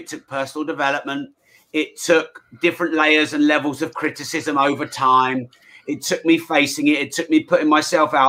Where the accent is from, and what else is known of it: United Kingdom